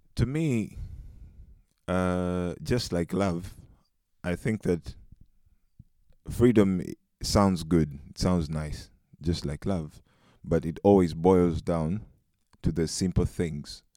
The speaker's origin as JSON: {"language": "English", "country": "Uganda", "moved": "as an adult", "lives_now": "Netherlands", "said": "I'm uh, a Ugandan by nationality and African. I've been in the Netherlands for close to four years"}